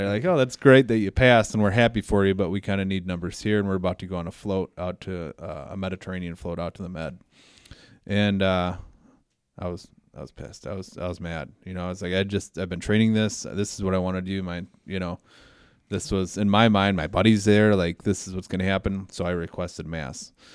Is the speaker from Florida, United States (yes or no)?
no; Belvidere, Illinois, United States; I was born and raised in Belvedere.